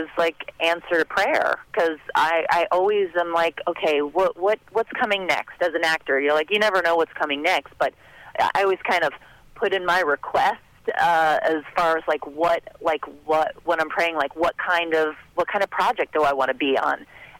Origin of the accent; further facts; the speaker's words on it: Hoboken, New Jersey, United States; born there; also born or lived in North Bergen / Florida; Yeah, I was born in Hoboken. I lived in North Bergen, and then we moved down to Florida.